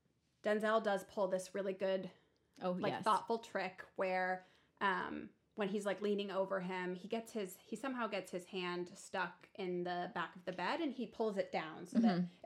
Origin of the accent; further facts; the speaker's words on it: Syracuse, New York, United States; I'm from Syracuse.